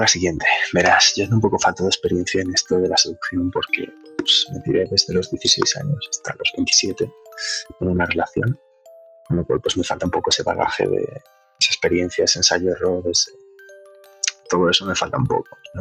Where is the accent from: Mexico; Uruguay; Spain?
Spain; Burgos, Castile and León; moved away; tengo 28 años y soy de Burgos